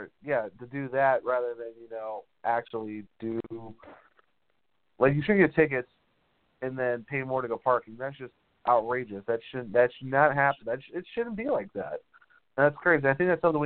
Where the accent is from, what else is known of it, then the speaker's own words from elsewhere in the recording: Ohio, United States; now in North Carolina, United States; I'm originally from Ohio